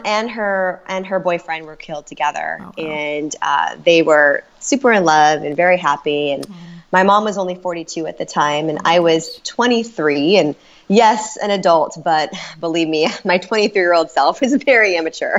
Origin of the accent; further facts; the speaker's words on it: Orange County, California, United States; I grew up in California in Orange County